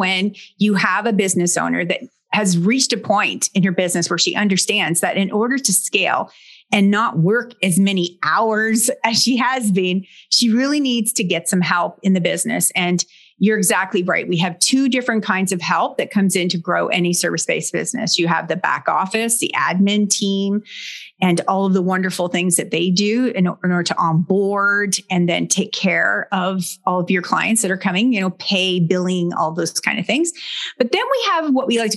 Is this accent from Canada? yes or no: yes; Brockville, Ontario, Canada; a large manufacturing site here in my hometown